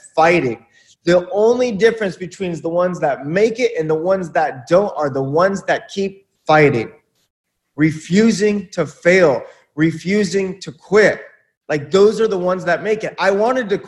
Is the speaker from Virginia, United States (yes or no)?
no; Buena Park, California, United States; I grew up in Buena Park, California in the 90s